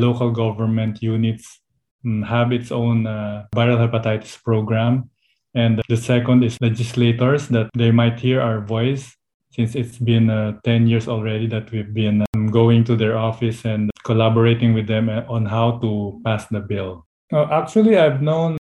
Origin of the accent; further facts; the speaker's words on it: Philippines; from the Philippines.